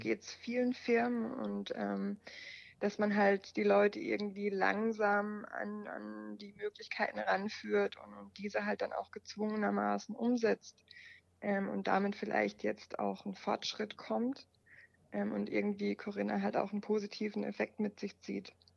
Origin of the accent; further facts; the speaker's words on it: Germany; sind wir Deutsche